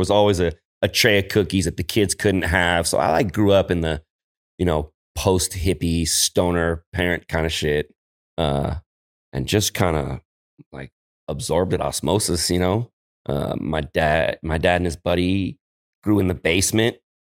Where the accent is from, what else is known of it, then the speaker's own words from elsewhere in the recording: San Francisco, California, United States; So, yeah, I'm a Frisco product. I grew up in Noe Valley.